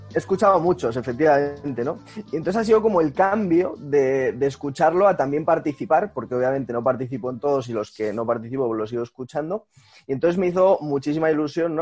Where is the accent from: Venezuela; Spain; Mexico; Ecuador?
Spain; Madrid, Community of Madrid; moved away as an adult; now in Málaga, Spain; soy de Madrid, pero me he mudado a Málaga